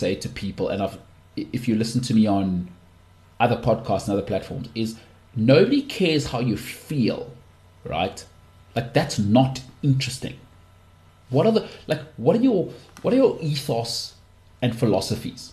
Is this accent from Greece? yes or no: no; South Africa; as a South African